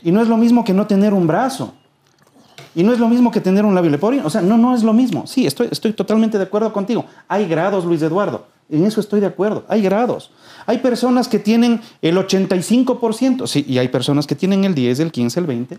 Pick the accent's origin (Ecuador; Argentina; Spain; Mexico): Ecuador; Quito, Pichincha; somos quiteños